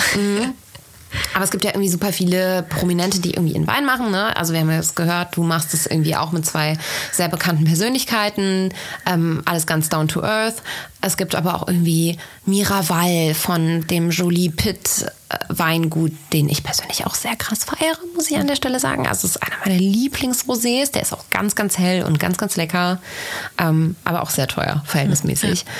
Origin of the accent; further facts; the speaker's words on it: Bergisch Gladbach, North Rhine-Westphalia, Germany; Ich komme auch aus Bergisch Gladbach